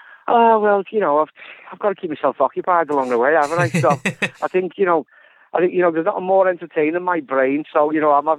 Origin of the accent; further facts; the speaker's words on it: Liverpool, North West England, United Kingdom; Well, I'm from Liverpool, and the last couple of years, been a lot of innocent lives lost.